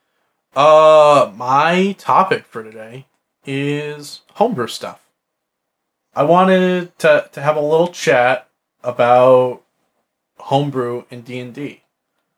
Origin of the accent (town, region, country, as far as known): Midwest, United States; accent: Midwest